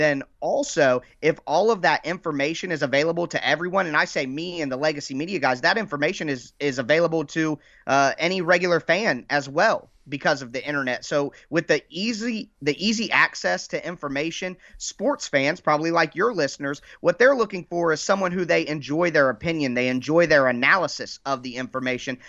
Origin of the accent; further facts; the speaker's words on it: Dayton, Ohio, United States; I am from Dayton, Ohio